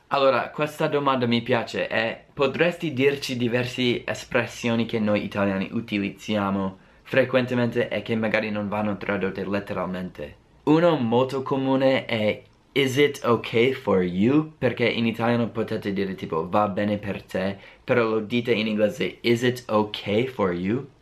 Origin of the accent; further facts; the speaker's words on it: United States; accent: American; Italian is a second language; inizio a parlare come me stesso, un americano